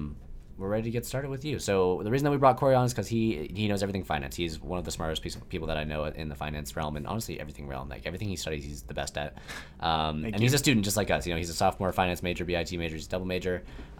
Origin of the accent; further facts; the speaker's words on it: Northern Virginia, United States; moved away as an adult; now in Blacksburg, United States; Both of us are from Nova